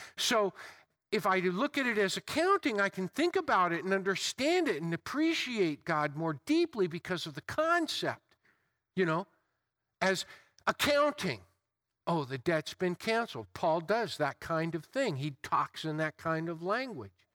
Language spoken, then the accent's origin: English; United States; I've been born and raised, I'm enculturated, I'm an American and proud of it